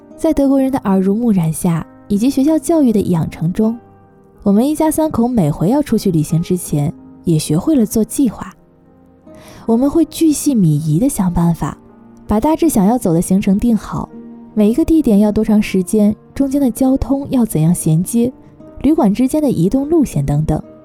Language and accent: Chinese; Taiwan; now in Germany; 我们从小住在台湾地区